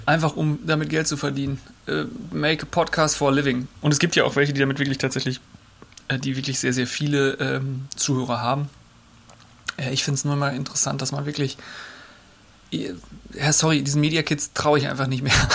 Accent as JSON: {"language": "German", "town": "Rheda-Wiedenbrück", "region": "North Rhine-Westphalia", "country": "Germany", "tie": "born or raised there", "moved": "yes", "lives_now": "Hamburg, Germany", "said": "Reda Wiedenbrück heißt die Stadt. Da äh, bin ich groß geworden, in Nordrhein-Westfalen"}